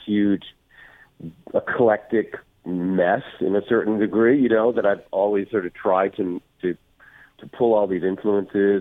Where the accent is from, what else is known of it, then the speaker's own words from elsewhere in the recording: East Coast, United States; now in California, United States; I grew up on the East Coast